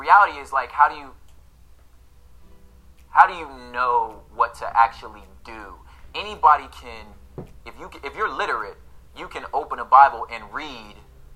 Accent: Los Angeles, California, United States; I grew up in Los Angeles

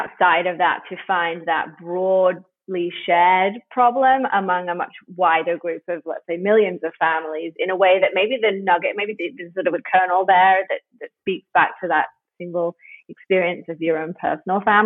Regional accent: United Kingdom; now in United States; I'm British

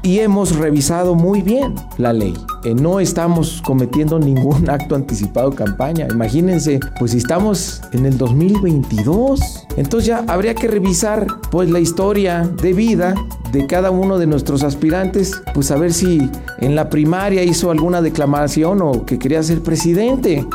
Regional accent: Colombia; moved away; yo soy colombiano

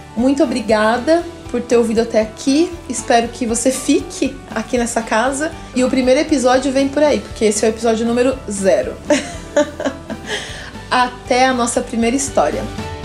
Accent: Cerquilho, São Paulo, Brazil; also born or lived in Paraná; eu sou uma paranaense que saí do Paraná ainda bebê, no... com uma mudança da minha família para o interior do estado de São Paulo, para Cerquilho

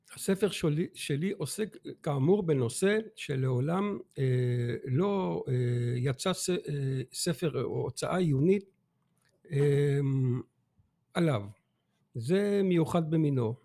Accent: Antwerp, Flanders, Belgium; moved away as an adult; now in Israel; אני נולדתי באנטוורפן, בלגיה, אה, תוצר של החינוך והחברה היהודית

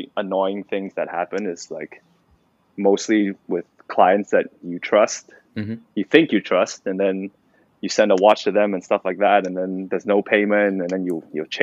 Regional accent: Malaysia; moved away; we were both Malaysians at the time. We were just like, hey, you're from Malaysia, I'm from Malaysia.

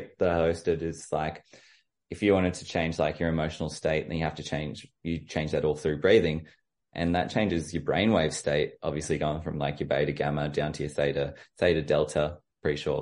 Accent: Orange, New South Wales, Australia; I'm from Orange

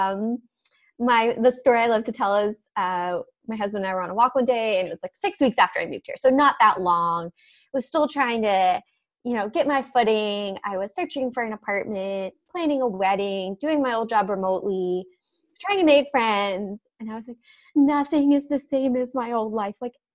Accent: Philadelphia, Pennsylvania, United States; moved away as an adult; also born or lived in upstate New York / Northern Virginia; now in San Diego, United States; grew up outside Philadelphia, went to school in upstate New York

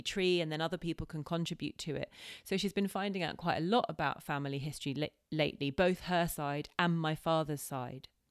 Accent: United Kingdom; as white people, as British people

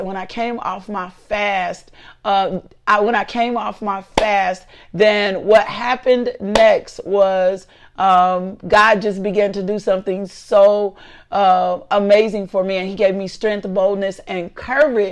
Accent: Little Rock, Arkansas, United States; I am from Little Rock

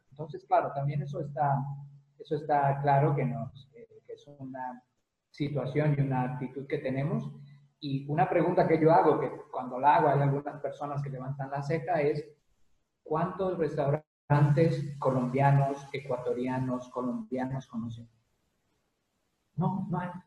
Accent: Mexico; moved away; porque somos migrantes o porque somos mexicanos

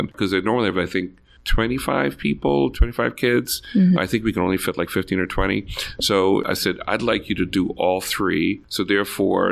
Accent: Bahamas; moved away; also born or lived in Jamaica; growing up in the Bahamas Islands

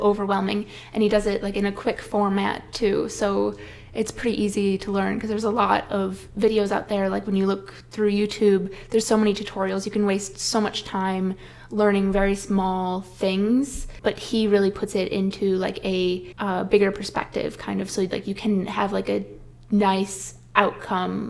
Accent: Midwest, United States; growing up in the Midwest, you're told so often to play it safe and get the practical job

